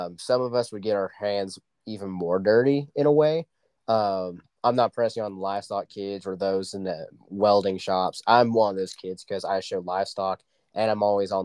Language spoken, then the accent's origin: English; Dewey, Oklahoma, United States; my hometown of Dewey, Oklahoma